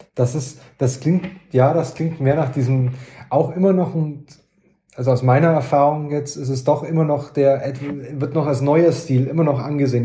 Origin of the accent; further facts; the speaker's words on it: Lauingen, Bavaria, Germany; ich komme aus, aus Lauingen an der Donau in Dillingen